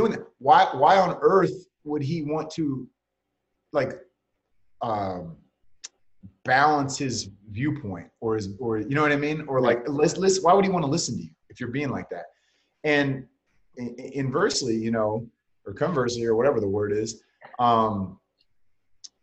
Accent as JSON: {"language": "English", "area": "Bay Area", "region": "California", "country": "United States", "tie": "born or raised there", "said": "I was just a big 49er fan growing up in the Bay Area"}